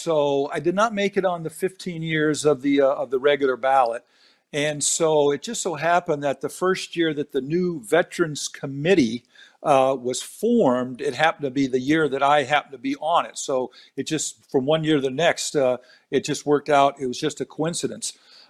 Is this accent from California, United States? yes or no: yes; San Diego, California, United States; moved away; I'm from San Diego.